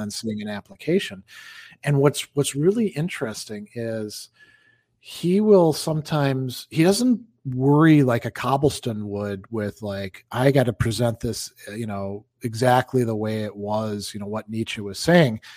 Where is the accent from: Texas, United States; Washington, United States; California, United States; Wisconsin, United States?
Wisconsin, United States; there's cities in Wisconsin, my home state, that I haven't been